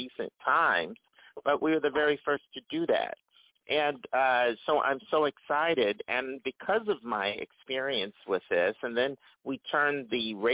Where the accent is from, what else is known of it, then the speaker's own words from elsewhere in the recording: Philadelphia, Pennsylvania, United States; I'm from Philadelphia